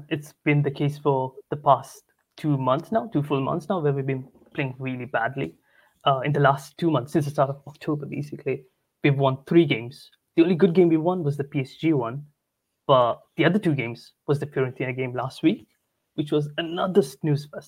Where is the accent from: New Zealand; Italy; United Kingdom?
Italy; Bologna, Emilia-Romagna; born there; I was born in Bologna, but my ethnic origins are Sri Lankan.